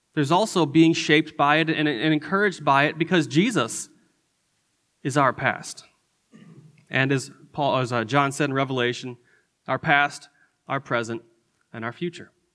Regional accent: Detroit, Michigan, United States; moved away as an adult; also born or lived in Chicago / Indiana / Albuquerque; now in Texas, United States; I grew up in Michigan. Uh, I grew up in the Detroit area

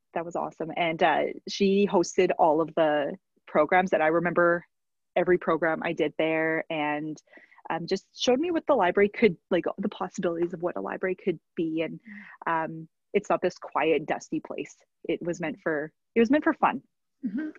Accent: Red Deer, Alberta, Canada; I'm from Red Deer originally.

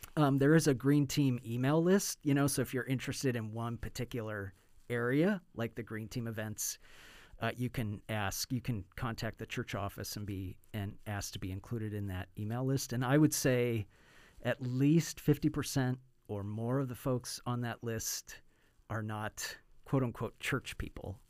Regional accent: United States; also born or lived in Bay Area, California; as an American

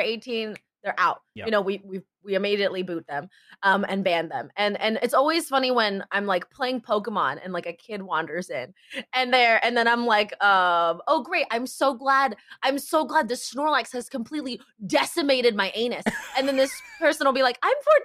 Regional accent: San Jose, California, United States; moved away; My hometown is San Jose. Like that's where I came from.

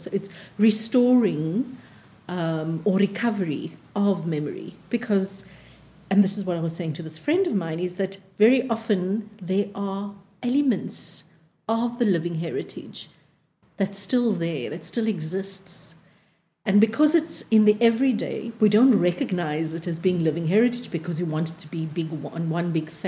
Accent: Cape Town, Western Cape, South Africa; we were growing up in Athlone, so growing up on the Cape Flats

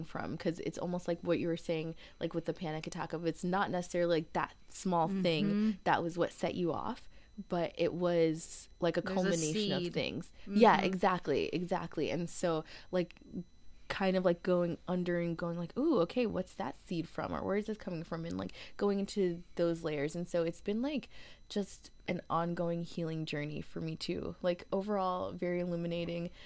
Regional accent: Connecticut, United States; moved away as an adult; also born or lived in Washington, District of Columbia, United States / Seattle; I'm from Connecticut originally, and, like, I'd always, like, I left home, I think, like, not fairly quickly, but I left Connecticut, like, right after college

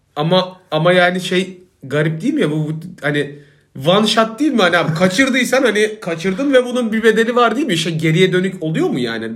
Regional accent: Isparta, Turkey; now in Istanbul, Turkey; benim mem Isparta

